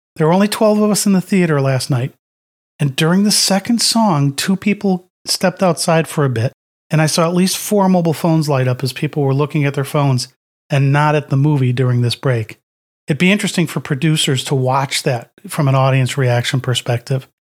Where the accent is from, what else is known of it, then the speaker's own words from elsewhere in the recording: United States; we in the U S